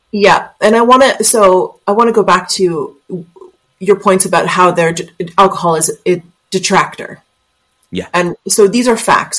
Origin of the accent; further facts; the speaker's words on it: Canada; accent: Canadian; My Canadian accent